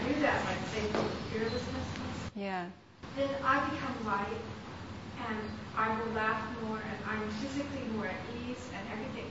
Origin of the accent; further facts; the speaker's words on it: Midwest, United States; I'm from the Midwest, and I was taught, you know, in a Christian family